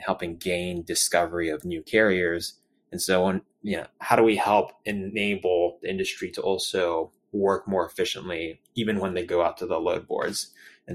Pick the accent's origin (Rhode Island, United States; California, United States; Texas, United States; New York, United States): California, United States; San Francisco Bay Area; I grew up in the San Francisco Bay Area and went to school out in Berkeley